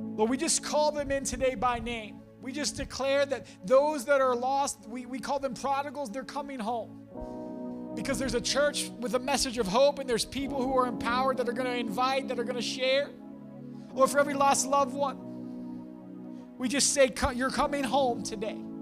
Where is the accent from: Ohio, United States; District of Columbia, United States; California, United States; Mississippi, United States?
Ohio, United States; Champion; I'm from, uh, I grew up in Champion